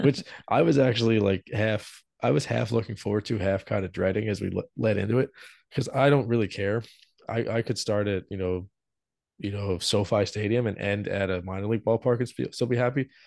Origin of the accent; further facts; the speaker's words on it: Philadelphia, Pennsylvania, United States; we're from Philly